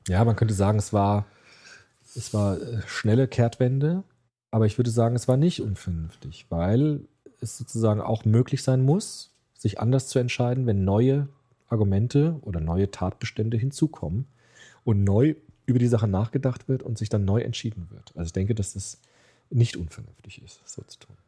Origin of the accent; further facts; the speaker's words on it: Germany; bei uns in Deutschland